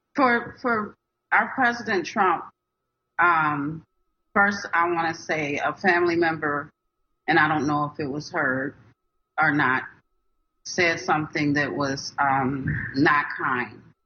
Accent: Minnesota, United States; I'm from Minnesota

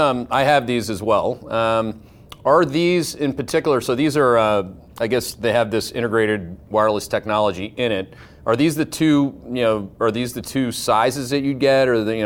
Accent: Northern Ontario, Canada; I'm from Northern Ontario in Canada, and I'm Irish

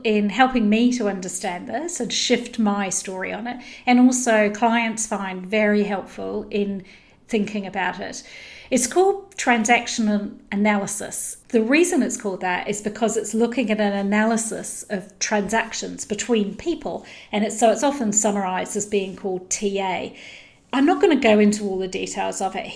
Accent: New Zealand; I grew up in New Zealand

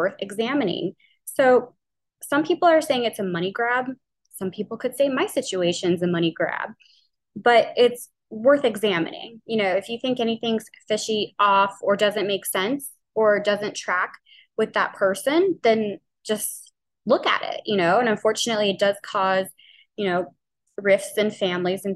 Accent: New Orleans, Louisiana, United States; I'm from New Orleans. We say oil really, really weird.

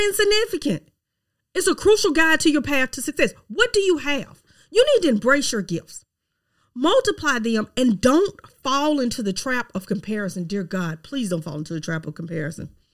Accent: Mississippi, United States; accent: Southern twang; I am from Mississippi, okay? Yes, I have a Southern twang.

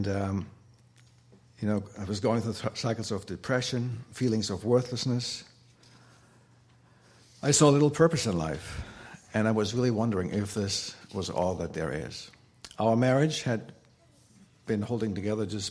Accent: Germany; growing up in Germany, there are lots of cathedrals

